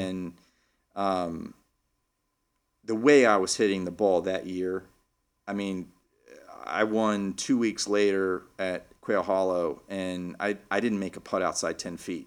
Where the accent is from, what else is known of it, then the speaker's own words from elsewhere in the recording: Lubbock, Texas, United States; now in Philadelphia, United States; I grew up in Lubbock, Texas